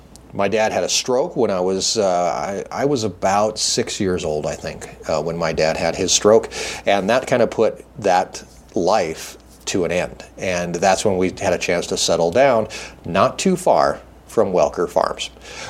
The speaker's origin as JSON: {"language": "English", "region": "Montana", "country": "United States", "tie": "born or raised there", "said": "We moved from Kalispell to Cutbank, over to Haver, and all that area from Chinook to Miles City, the entire High Line. And growing up in that area was always a little bit interesting."}